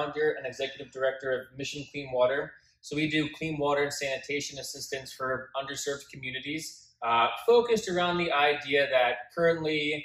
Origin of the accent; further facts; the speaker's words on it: Scotch Plains, New Jersey, United States; I'm originally from Union County or Scotch Plains